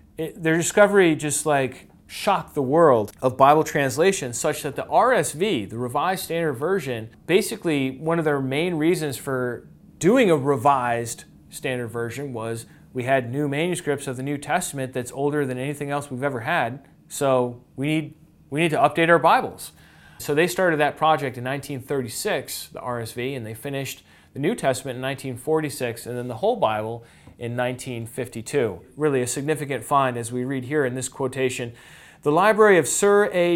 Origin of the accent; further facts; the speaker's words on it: New York, United States; I'm a New Yorker. I'm part Irish.